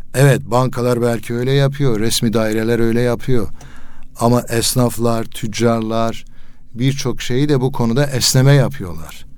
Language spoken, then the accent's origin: Turkish; Elazığ Province, Turkey; Mesela Elazığ'da ç-, çocukluğum geçti